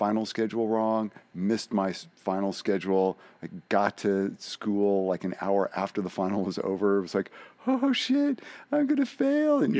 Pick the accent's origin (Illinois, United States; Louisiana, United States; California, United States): California, United States; San Francisco Bay Area; also born or lived in Humboldt State, Northern California; I grew up in San Francisco Bay Area.